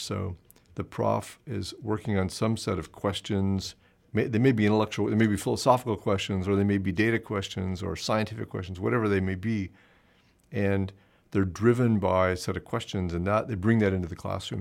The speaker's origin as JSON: {"language": "English", "country": "United States", "moved": "as an adult", "lives_now": "Canada", "said": "it's the American in me"}